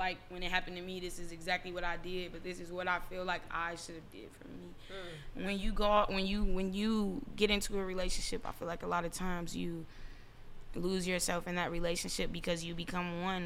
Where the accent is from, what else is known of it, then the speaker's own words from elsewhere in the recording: Chicago, Illinois, United States; moved away; I was raised in Chicago